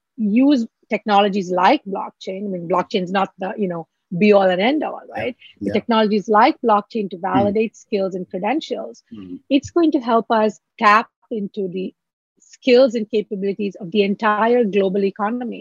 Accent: Mumbai, Maharashtra, India; moved away as an adult; also born or lived in Kerala, India; now in New York City, United States; from Kerala, I grew up in Mumbai. I'm here in New York City raising my family

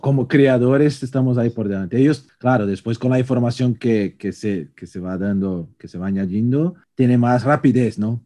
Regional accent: Brazil; born or raised there; Spanish is a second language; now in Spain

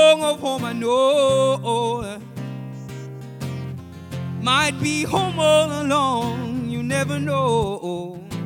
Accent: Uganda; moved away as an adult; I'm from Uganda

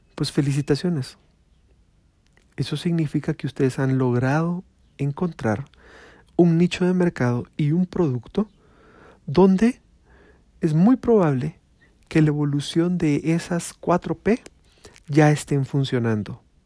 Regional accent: Guatemala; Acá en mi pueblo, en mi pueblo Guatemala

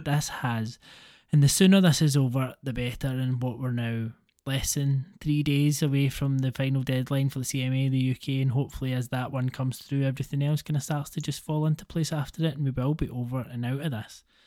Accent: Scotland, United Kingdom; accent: Scottish; my Scottish accent compared to many Scottish accents really isn't that bad.

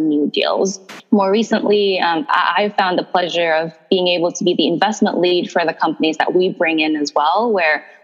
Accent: Indonesia; moved away as an adult; also born or lived in Chicago; I was born in Indonesia and raised by an entrepreneurial family

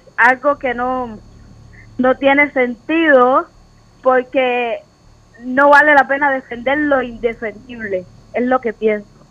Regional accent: Matanzas, Cuba; now in Phoenix, United States; Soy de Matanzas, Cuba. Vivo en Phoenix, Arizona.

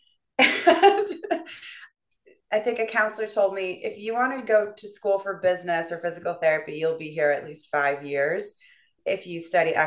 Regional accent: central New York, United States; also born or lived in Louisiana / Alabama; I grew up mostly in central New York, the state attached to the city.

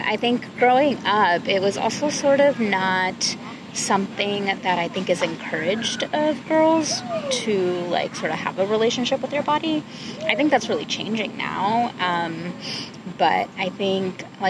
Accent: California, United States; a cisgender woman growing up in California

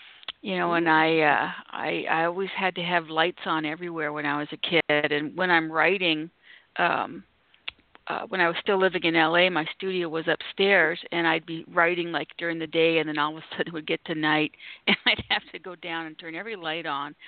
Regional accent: Canada; moved away; also born or lived in Los Angeles; I'm from Canada, so this is up in the frozen north

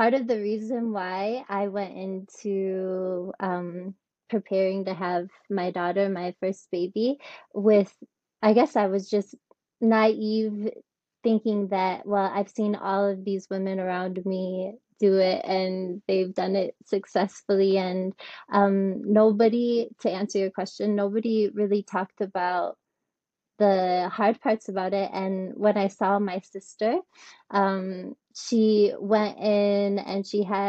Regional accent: Michigan, United States; moved away as an adult; also born or lived in Ticino, Switzerland / Russia; now in Switzerland; I'm from Michigan

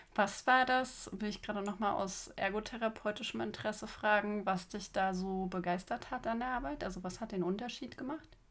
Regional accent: Magdeburg, Saxony-Anhalt, Germany; Julia und ich trafen uns in meiner Heimatstadt Magdeburg

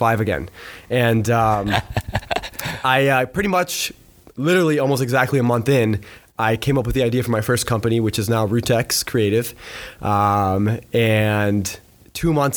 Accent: Pembroke Pines, Florida, United States; I was born and raised in a town called Pembroke Pines

